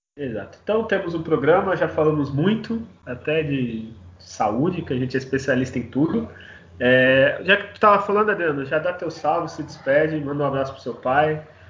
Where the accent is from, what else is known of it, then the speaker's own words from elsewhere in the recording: Santos, São Paulo, Brazil; eu sou santista